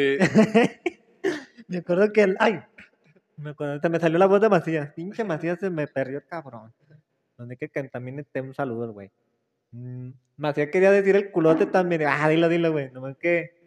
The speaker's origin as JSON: {"language": "Spanish", "country": "Mexico", "said": "venimos de la Morelos, morelocos"}